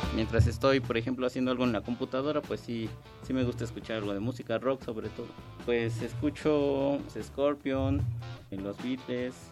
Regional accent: Mexico City, Mexico; Yo nací en la Ciudad de México el 15 de mayo de 1985

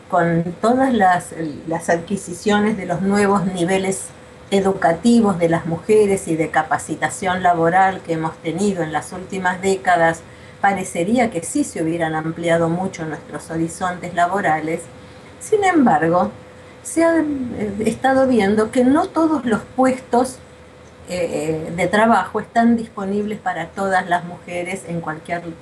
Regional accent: Argentina; also born or lived in Buenos Aires; soy argentina, vivo en Buenos Aires

